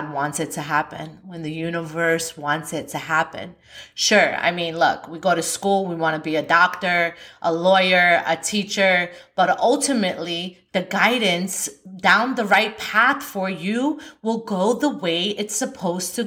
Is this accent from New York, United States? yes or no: yes; New York, United States; I'm from New York